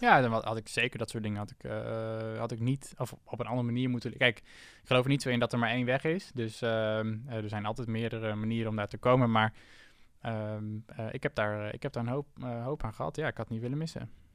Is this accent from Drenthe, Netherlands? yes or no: yes; Assen, Drenthe, Netherlands; moved away as an adult; also born or lived in Zwolle; Ik kom uit Assen. En ehm, eh, daar, ben ik, eh, daar ben ik opgegroeid